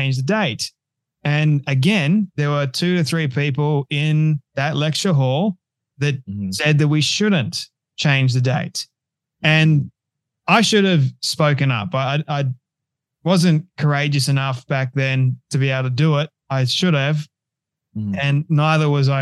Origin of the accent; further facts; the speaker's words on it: Australia; as Australians, we celebrate being an Australian